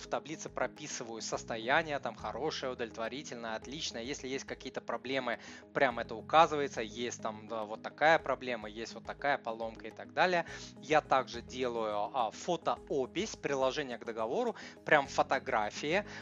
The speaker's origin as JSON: {"language": "Russian", "region": "Saint Petersburg", "country": "Russia", "said": "я ж из Питера"}